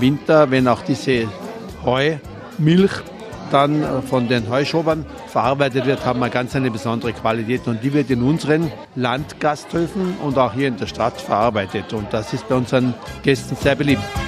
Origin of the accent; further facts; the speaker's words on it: Rattenberg, Tyrol, Austria; bei uns in Rattenberg